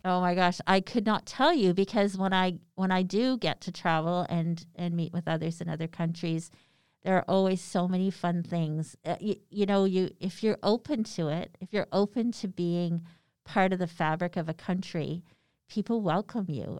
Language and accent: English; Canada; we're Canadian